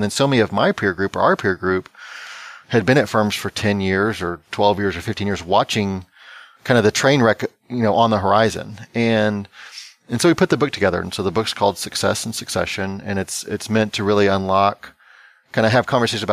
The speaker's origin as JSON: {"language": "English", "region": "Texas", "country": "United States", "said": "there's a show that's filmed in my home state called Fixer Upper"}